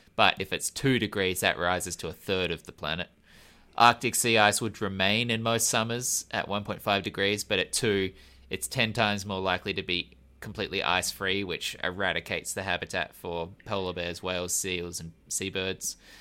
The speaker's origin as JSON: {"language": "English", "country": "Australia", "said": "I'm an Australian"}